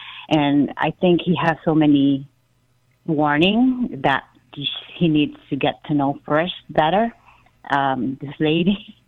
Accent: Philippines; now in Virginia, United States; I'm here in the U.S., but I'm from the Philippines originally. I've been here a long time, almost 30 years.

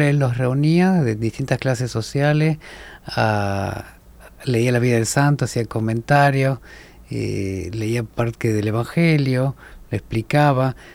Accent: Córdoba, Argentina; Vengo de la provincia de Córdoba, en Argentina.

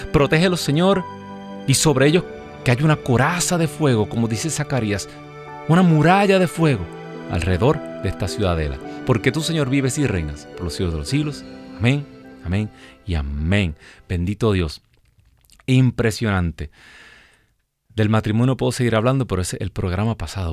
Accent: Puerto Rico; moved away as an adult; also born or lived in New Jersey, United States; now in Alabama, United States; Nosotros salimos de nuestro país, de Puerto Rico

